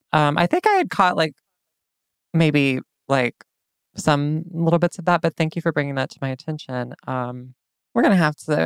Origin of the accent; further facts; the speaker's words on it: South Carolina, United States; I was born in South Carolina.